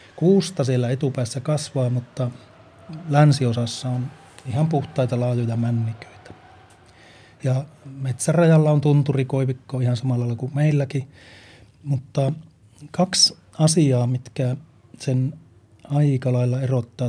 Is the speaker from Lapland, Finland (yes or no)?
yes; Lapland, Finland; meillä Lapissa